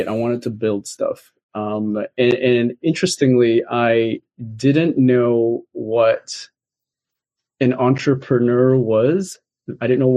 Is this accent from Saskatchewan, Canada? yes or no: no; Vancouver, British Columbia, Canada; I grew up in Vancouver, BC, Canada